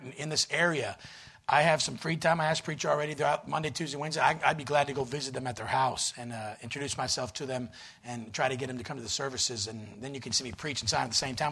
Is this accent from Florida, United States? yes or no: yes; Florida, United States; moved away; also born or lived in Pennsylvania; I'm originally a Southern boy. I was born in Florida.